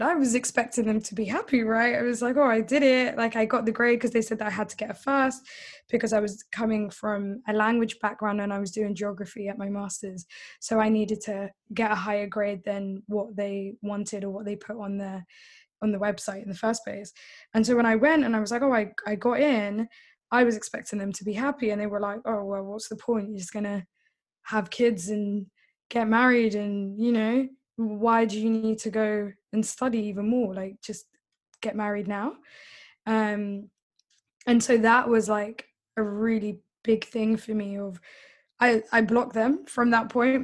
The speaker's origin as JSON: {"language": "English", "region": "London", "country": "United Kingdom", "tie": "born or raised there", "first_language": "English", "said": "I was born in in London. Uh, South London. I've always haven't moved out"}